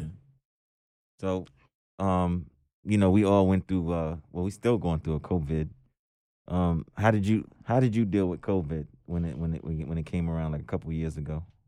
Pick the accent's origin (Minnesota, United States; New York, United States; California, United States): New York, United States; New York City; also born or lived in Jersey City, New Jersey; I'm from Brooklyn